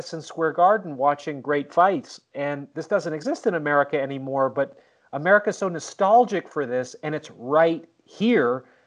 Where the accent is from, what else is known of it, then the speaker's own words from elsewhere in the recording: Canada; now in Vancouver, Canada; As an outsider of the United States, being a Canadian, I mean, I'm 100 miles away from you in Vancouver from Tacoma